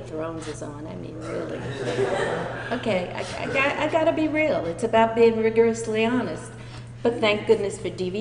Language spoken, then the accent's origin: English; New York City, New York, United States; I was born and raised in New York City.